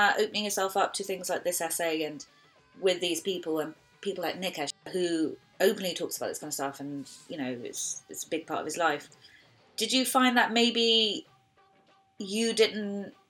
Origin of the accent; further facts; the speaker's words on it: Hounslow, London, United Kingdom; I grew up in Hounslow.